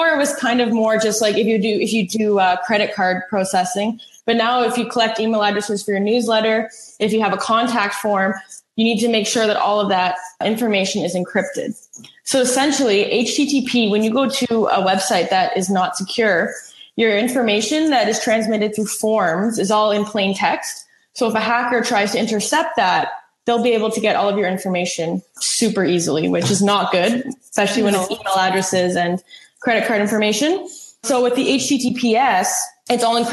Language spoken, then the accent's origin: English; Ottawa, Ontario, Canada; also born or lived in Elmira, New York; I grew up in Ottawa.